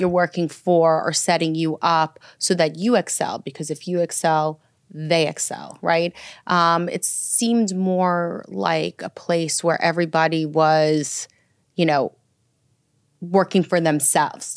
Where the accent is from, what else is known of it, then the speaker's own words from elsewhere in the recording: New York City, New York, United States; also born or lived in Minsk, Belarus / Roslyn, Long Island, New York; settled into Brooklyn first and, um, lived there until about the age of ten. And then my parents moved to Roslyn, Long Island